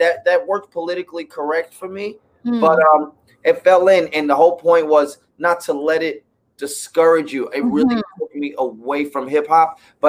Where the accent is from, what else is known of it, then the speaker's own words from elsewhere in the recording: New York City, New York, United States; now in Los Angeles, United States; I grew up in the Bronx. I grew up with no dad. I grew up classically trained.